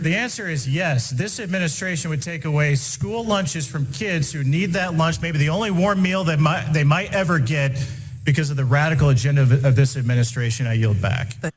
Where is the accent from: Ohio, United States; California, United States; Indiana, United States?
Indiana, United States; Indiana, my home state